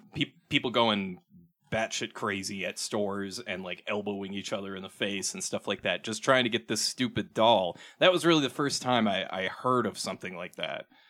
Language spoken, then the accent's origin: English; Minnesota, United States; talk like I'm from Minnesota now, 'cause I am from Minnesota.